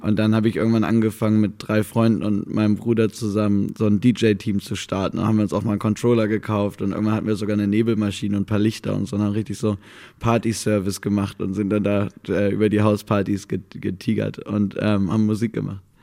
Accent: Mecklenburg-Vorpommern, Germany; da bin ich im falschen Mecklenburg-Vorpommern aufgewachsen

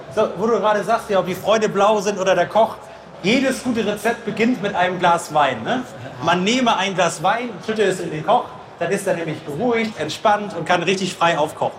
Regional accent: Northern Germany, Germany; ich bin ja Norddeutscher

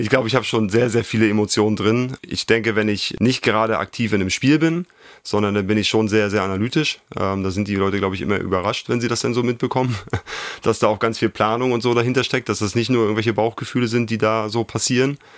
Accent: Schwerin, Mecklenburg-Vorpommern, Germany; moved away as an adult; also born or lived in Italy / Suhl; Schwerin ist meine Heimat. Ich bin hier groß geworden, hier aufgewachsen

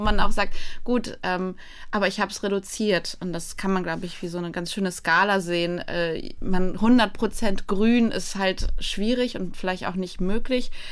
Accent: Poland; now in Germany; Ich bin ursprünglich Polin

